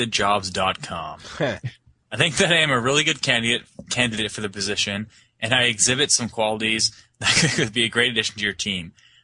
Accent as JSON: {"language": "English", "country": "Canada"}